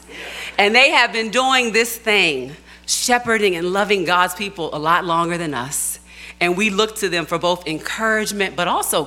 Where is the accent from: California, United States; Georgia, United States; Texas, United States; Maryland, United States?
Maryland, United States; Baltimore; as a kid growing up in Baltimore